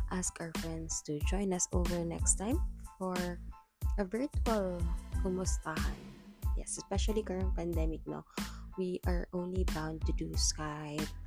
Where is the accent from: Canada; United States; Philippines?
Philippines; Cagayan de Oro, Northern Mindanao; I am a Cagayanon, born and raised in Cagayan de Oro City.